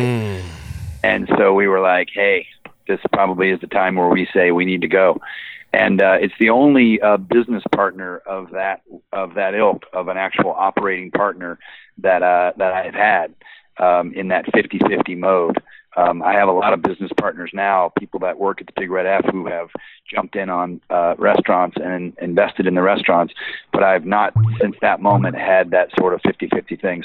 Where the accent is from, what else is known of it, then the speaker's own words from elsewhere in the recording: Boulder, Colorado, United States; I grew up in Boulder, so people know me